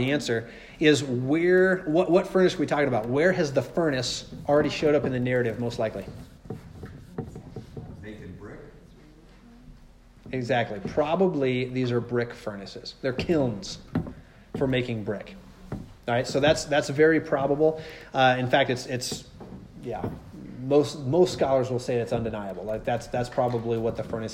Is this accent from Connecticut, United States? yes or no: no; Nephi, Utah, United States; where I grew up in Nephi.